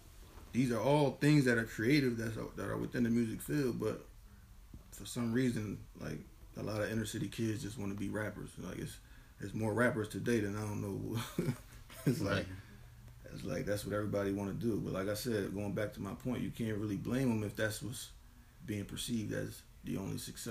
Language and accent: English; Camden, New Jersey, United States; coming from Camden, I was born in Camden, definitely a Camden dude to the core.